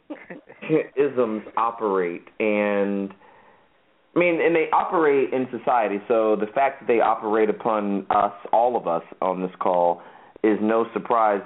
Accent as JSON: {"language": "English", "town": "Virginia Beach", "region": "Virginia", "country": "United States", "tie": "born or raised there", "first_language": "English", "said": "growing up in Virginia Beach, Virginia, with our mom and dad, I always knew I was black"}